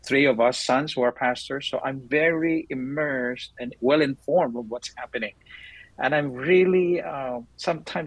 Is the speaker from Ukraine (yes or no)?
no; Cebu, Central Visayas, Philippines; moved away as an adult; now in United States; I came from Cebu